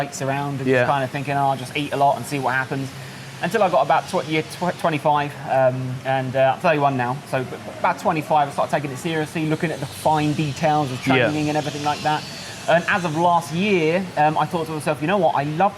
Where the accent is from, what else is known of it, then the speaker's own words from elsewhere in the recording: Kent, South East England, United Kingdom; moved away as an adult; now in Pattaya, Thailand; I'm from Kent, so southeast of the UK. I moved to Pattaya about 10 days ago.